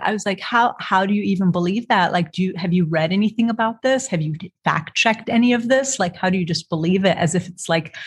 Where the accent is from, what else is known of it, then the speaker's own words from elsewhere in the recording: Beirut, Beirut Governorate, Lebanon; moved away as an adult; also born or lived in Alexandria, Egypt / Toronto, Canada / Richmond, Virginia; now in Portland, United States; So I was born in Alexandria, Egypt. I grew up between Beirut, Lebanon and Toronto, Canada.